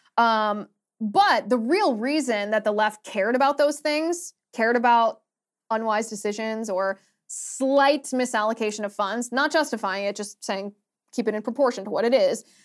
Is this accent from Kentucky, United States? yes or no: no; Ohio, United States; I'm from Ohio